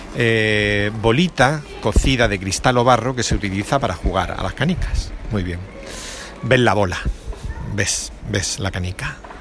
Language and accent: Spanish; Andalusia, Spain; aquí en Andalucía